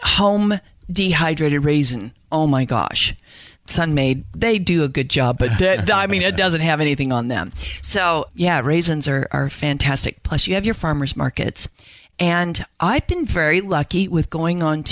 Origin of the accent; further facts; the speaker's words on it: Salt Lake City, Utah, United States; now in Idaho, United States; I grew up in Salt Lake City